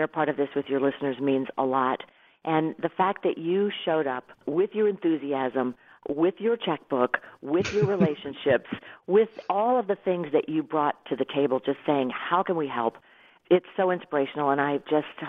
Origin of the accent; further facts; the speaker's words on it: Irmo, South Carolina, United States; I grew up in Irmo living in Whitehall